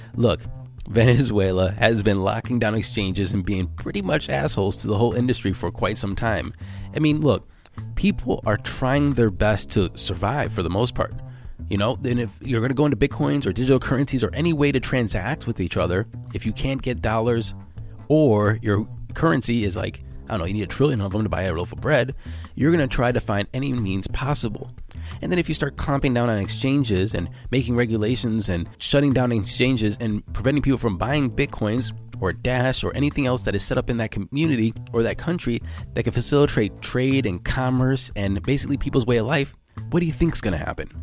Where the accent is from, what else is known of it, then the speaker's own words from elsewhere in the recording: United States; I'm American